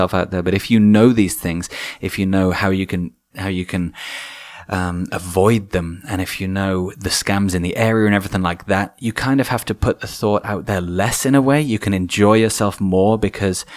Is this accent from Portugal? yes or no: no; England, United Kingdom; being English